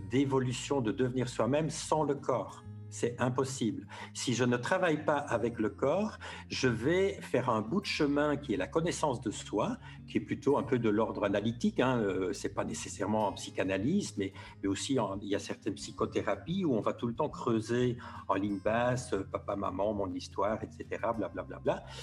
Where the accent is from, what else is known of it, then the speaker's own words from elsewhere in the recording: Belgium; now in Paris, France; Moi, j'ai un peu vu ça quand j'ai quitté la Belgique en 2012 pour aller m'installer à Paris. Euh, j'ai découvert un, peu une autre culture, alors que je me disais, euh, il y a juste 300 km, on parle la même langue, ça va être pareil.